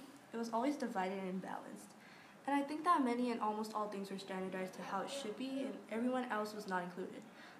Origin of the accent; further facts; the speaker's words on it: Canada; In my opinion, nothing has changed when it comes to my perspective towards being Canadian